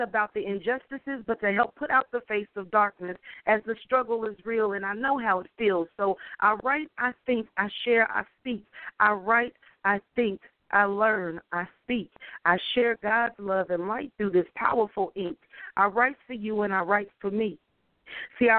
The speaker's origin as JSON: {"language": "English", "town": "Dayton", "region": "Ohio", "country": "United States", "moved": "yes", "said": "I'm originally from Dayton, Ohio"}